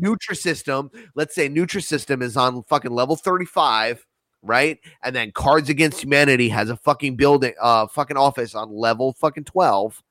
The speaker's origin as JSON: {"language": "English", "country": "United States", "said": "I'm an American"}